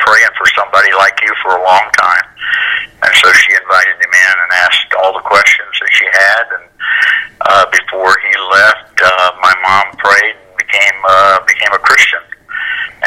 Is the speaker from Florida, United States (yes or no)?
yes; Central Florida, United States; I actually grew up in Central Florida, about an hour from Orlando